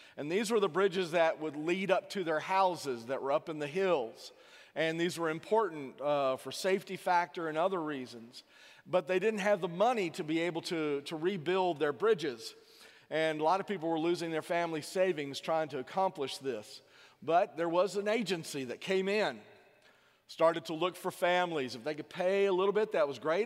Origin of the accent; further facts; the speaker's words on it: south Louisiana, United States; born south of Interstate ten, you know, in, in Louisiana.